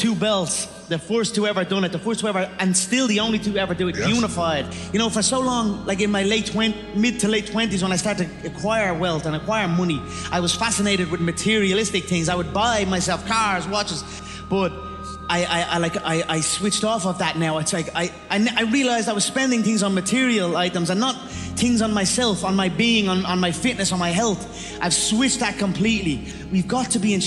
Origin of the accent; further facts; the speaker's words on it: Ireland; I am an Irish animal, a proper Irish animal